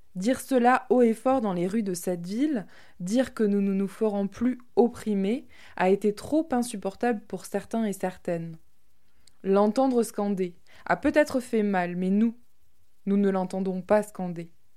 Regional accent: Tarn, Occitania, France; also born or lived in Toulouse; now in Crest, France; Je suis née dans le Tarn, un département plutôt rural, que j'adore, mais qui n'a pas été pour moi un lieu de construction queer

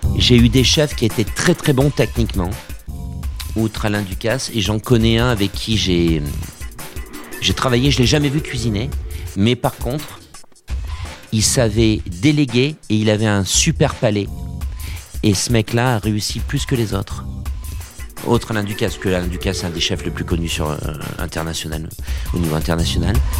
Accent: Auvergne-Rhône-Alpes, France; je suis d'Auvergne

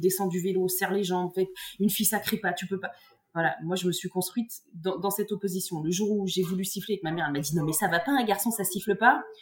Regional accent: Bourgogne-Franche-Comté, France; moved away as an adult; also born or lived in Algeria / Dijon; je suis je originaire du Morvan

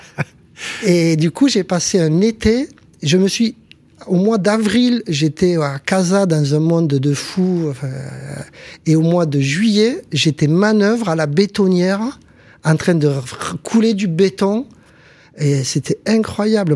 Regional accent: Montpellier, Occitania, France; also born or lived in Béziers / Casablanca; chez nous, à Montpellier

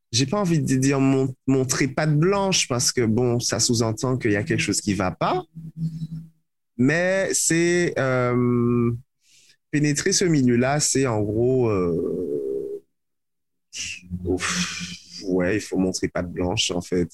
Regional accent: Martinique; je viens de la Martinique, parce que je viens de la Caraïbe

